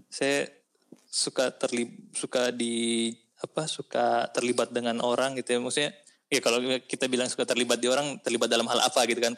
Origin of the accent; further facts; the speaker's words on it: South Sulawesi, Indonesia; apalagi kalau daerah-daerah kayak kita kan daerah-daerah kampung kita kan dari daerah Bugis gitu kan